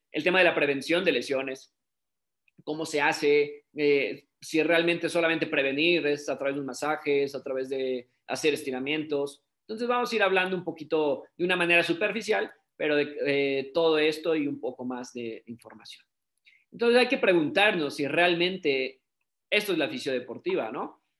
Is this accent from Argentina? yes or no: no; Mexico; soy fisioterapeuta, soy de México